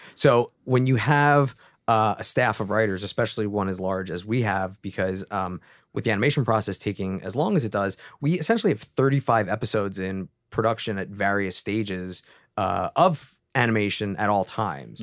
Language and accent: English; East Coast, United States; moved away; I'm originally from the East Coast